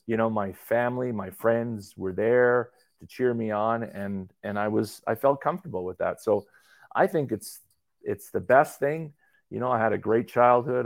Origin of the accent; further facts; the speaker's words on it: Calgary, Alberta, Canada; I grew up in Calgary